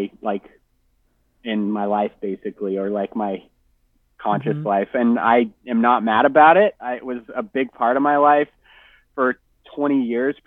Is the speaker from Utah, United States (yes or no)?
yes; Salt Lake City, Utah, United States; also born or lived in Los Angeles area, California; now in Southern California, United States; I'm from Salt Lake City, Utah.